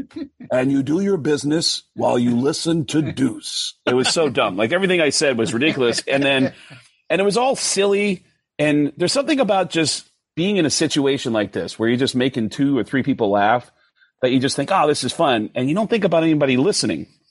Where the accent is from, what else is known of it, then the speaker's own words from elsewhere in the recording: New York, United States; kid growing up in New York in the 70s